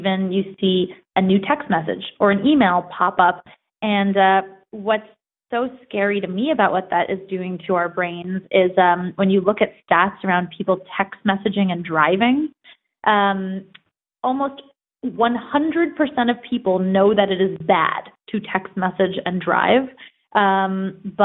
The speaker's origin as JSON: {"language": "English", "country": "United States", "tie": "born or raised there", "said": "I grew up about an hour outside of New York City"}